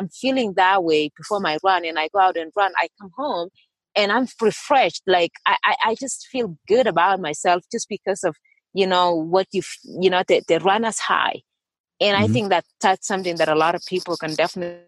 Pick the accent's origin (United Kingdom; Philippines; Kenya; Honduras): Kenya; moved away as an adult; also born or lived in Iowa / Kansas / New Mexico; now in Flagstaff, United States; I grew up in Kenya and running was a way of life